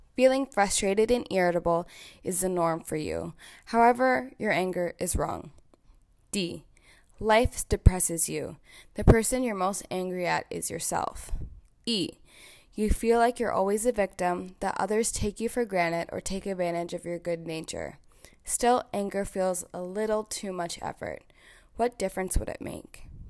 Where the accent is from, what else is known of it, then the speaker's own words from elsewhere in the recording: Toronto, Ontario, Canada; also born or lived in Louisiana, United States; I'm from Toronto, Ontario, Canada, and I live here with my ten out of ten partner, Ajahn.